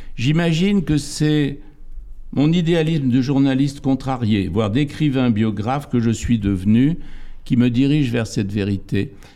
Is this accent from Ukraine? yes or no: no; area facing Ouessant, Brittany, France; un lieu dit en face de Ouessant, qui est mon pays d'origine